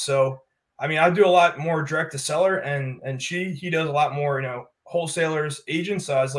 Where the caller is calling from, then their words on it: Durham, North Carolina, United States; I'm tuning in from Durham, North Carolina.